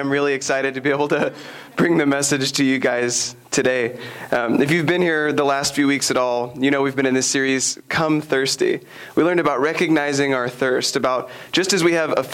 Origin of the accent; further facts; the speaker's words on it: Sherman, Texas, United States; I grew up in Sherman, Texas.